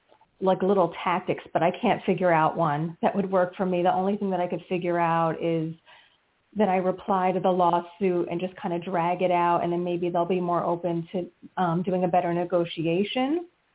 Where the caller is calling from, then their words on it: New Jersey, United States; from New Jersey.